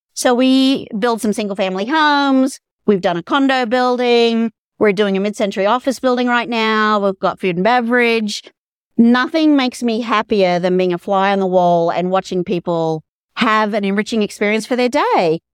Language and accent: English; Australia; moved away as an adult; also born or lived in Dallas, United States; now in Colorado, United States; I'm from Australia originally